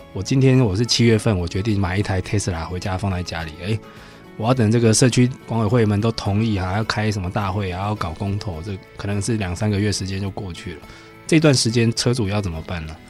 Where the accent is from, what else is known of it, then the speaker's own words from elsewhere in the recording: Taiwan; 我们台湾人是没有那么守法了